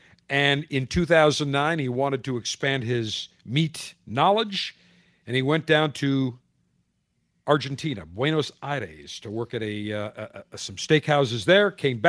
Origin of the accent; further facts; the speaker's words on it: Buffalo, New York, United States; now in Tampa, United States; my hometown of Buffalo, New York, USA